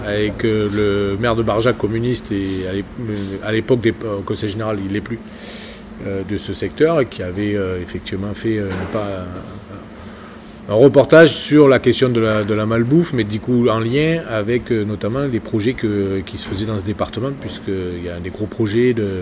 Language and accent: French; Languedoc-Roussillon, Occitania, France; moi je viens du Languedoc-Roussillon